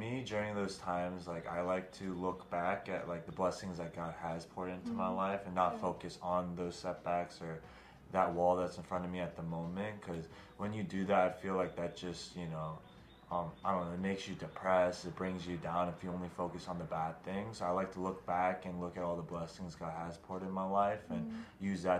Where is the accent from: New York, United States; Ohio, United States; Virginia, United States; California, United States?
Ohio, United States; Cincinnati; I'm from Cincinnati, Ohio.